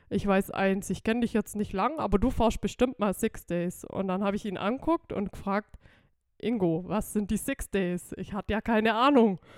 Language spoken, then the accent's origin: German; Amtzell, Baden-Württemberg, Germany; Genau, ich bin aus Amzell